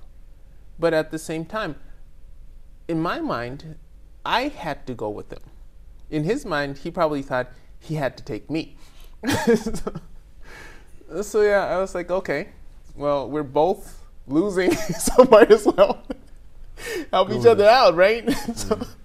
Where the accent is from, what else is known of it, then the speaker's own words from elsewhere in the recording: Tokyo, Japan; Born and raised here